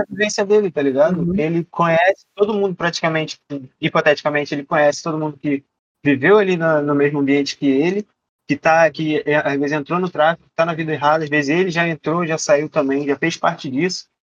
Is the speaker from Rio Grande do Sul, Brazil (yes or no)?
no; Nova Iguaçu, Rio de Janeiro, Brazil; eu sou de Nova Iguaçu, sou da Baixada Fluminense aqui